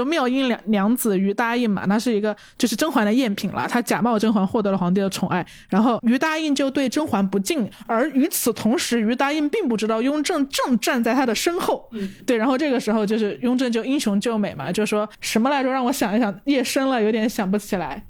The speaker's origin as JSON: {"language": "Chinese", "town": "Changsha", "region": "Hunan", "country": "China", "moved": "yes", "said": "这个表达是我们长沙人才有的表达"}